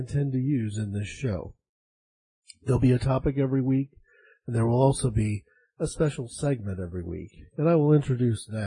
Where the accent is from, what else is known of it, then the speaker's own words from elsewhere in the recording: United States; I'm an American